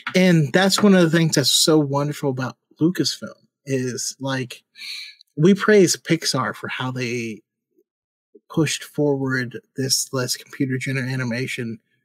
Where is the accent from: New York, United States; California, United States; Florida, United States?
California, United States; Sacramento; I say hella because I'm from Northern California and Sacramento area